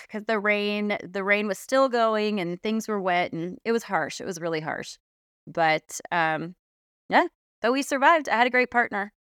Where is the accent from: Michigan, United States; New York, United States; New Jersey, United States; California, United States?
California, United States; South Orange County; moved away; I grew up in South Orange County in California.